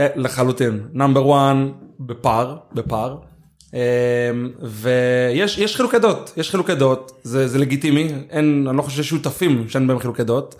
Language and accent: Hebrew; Ashkelon, Southern District, Israel; אני גדלתי באשקלון והתחנכתי באשקלון וכל החברים שלי אשקלונים